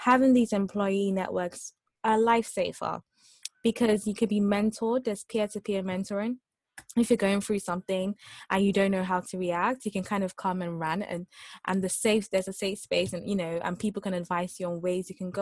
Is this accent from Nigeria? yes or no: yes; Nigeria; now in United Kingdom; I'm Nigerian